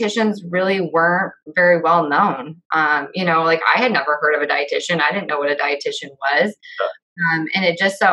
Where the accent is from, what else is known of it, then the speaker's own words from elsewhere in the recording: West Liberty, Iowa, United States; I grew up in a small town. I grew up in West Liberty, Iowa.